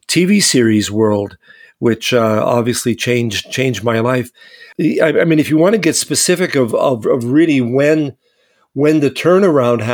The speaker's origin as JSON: {"language": "English", "town": "Winnipeg", "region": "Manitoba", "country": "Canada", "tie": "born or raised there", "said": "I grew up in Winnipeg, and my parents were very musical"}